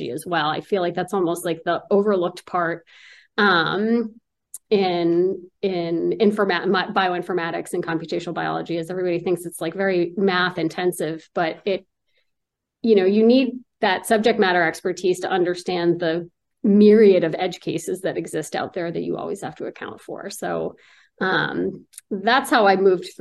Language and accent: English; Newton, Massachusetts, United States; also born or lived in Pennsylvania; I was born in the Boston area in Newton.